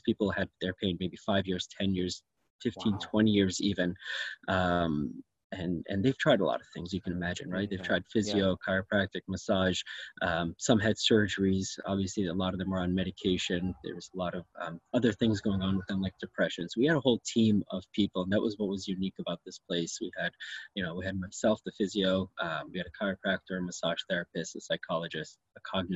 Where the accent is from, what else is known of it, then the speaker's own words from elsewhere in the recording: New York, United States; moved away as an adult; also born or lived in Syracuse; now in Richmond Hill, Canada; I was actually born and raised in New York and trained in New York